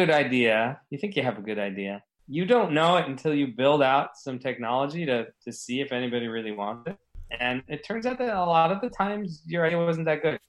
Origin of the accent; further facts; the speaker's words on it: New Jersey, United States; also born or lived in Los Angeles, California; born in New Jersey, lived there for a few years, and then my parents moved to L.A. And then when I was about 10, I moved back to New Jersey and stayed there through high school